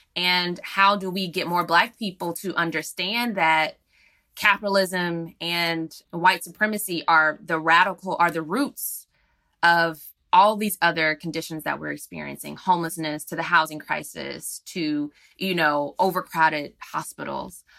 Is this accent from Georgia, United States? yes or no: yes; Atlanta, Georgia, United States; that's actually my, my hometown. I was raised there